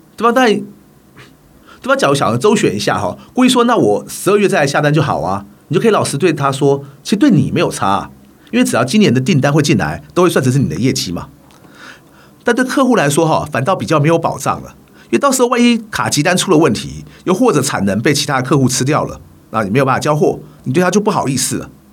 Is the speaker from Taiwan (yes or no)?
yes; Taiwan; 虽然我来自一个职业运动不如欧美发展得那么成熟的台湾